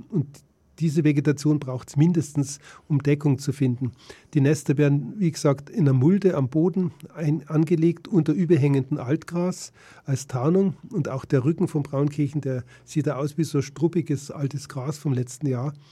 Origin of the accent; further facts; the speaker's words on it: Munich, Bavaria, Germany; als Münchner in, im Ballungsraum München selbst habe ich keine Chance